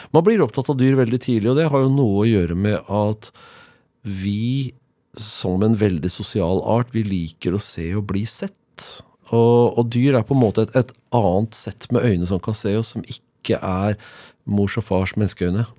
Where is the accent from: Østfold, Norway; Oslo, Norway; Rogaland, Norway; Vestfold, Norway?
Oslo, Norway; Jeg er født og oppvokst i Oslo. Jeg er Oslo-gutt på min hals